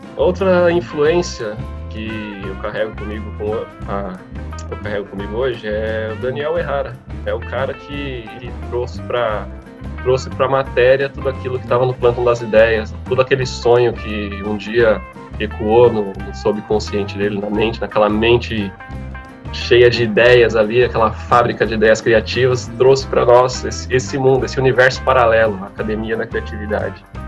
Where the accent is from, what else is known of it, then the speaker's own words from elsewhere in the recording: Mauá, São Paulo, Brazil; nasci em Mauá, sou um cidadão mauaense